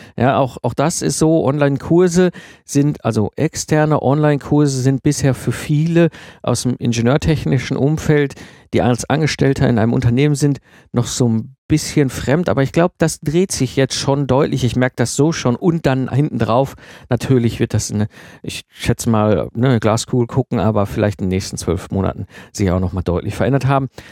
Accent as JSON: {"language": "German", "area": "Ruhr area", "region": "North Rhine-Westphalia", "country": "Germany", "tie": "born or raised there", "said": "ich komme aus dem Ruhrport, ne, zwischen Kohle und Stall aufgewachsen"}